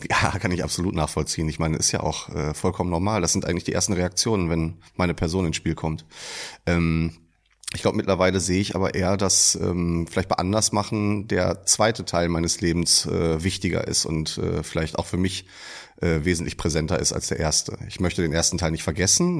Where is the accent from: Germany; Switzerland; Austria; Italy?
Germany; Iserlohn, North Rhine-Westphalia; moved away as an adult; now in Dortmund, Germany; Mein ehemaliger Wohnort, würde ich eher sagen, ist Iserlohn. Ich komme aus dem Sauerland.